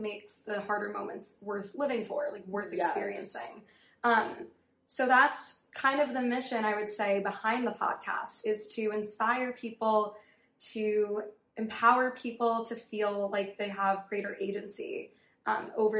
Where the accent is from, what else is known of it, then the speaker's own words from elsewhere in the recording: New York City, New York, United States; also born or lived in Riverdale, Bronx; I grew up on the Upper East Side. My family moved to Riverdale when I was in high school